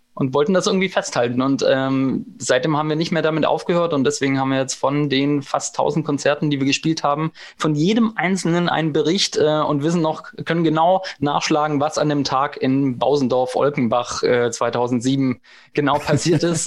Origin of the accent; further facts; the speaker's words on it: Eislingen, Baden-Württemberg, Germany; wir sind ja jetzt nicht in Berlin-Kreuzberg oder in ähm, Hamburg-St. Pauli groß geworden, wo es halt eine große Punkrock-Szene gab. Wir kommen aus Eislingen, äh, äh Eislingen an der Filz, aus der Provinz äh, im Schwabenland